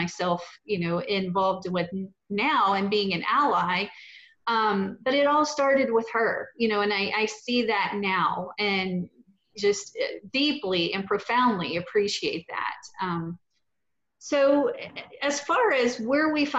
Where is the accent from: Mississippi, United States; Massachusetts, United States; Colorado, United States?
Mississippi, United States; Petal; now in Houston, United States; I grew up in Petal, Mississippi, and like you said, just right there adjacent to Hattiesburg